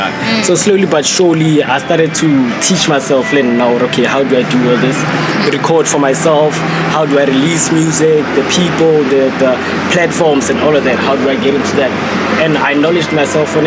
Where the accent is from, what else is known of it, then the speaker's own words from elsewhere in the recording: Pretoria, Gauteng, South Africa; now in Lynnwood Park, South Africa; I grew up on Mamelodi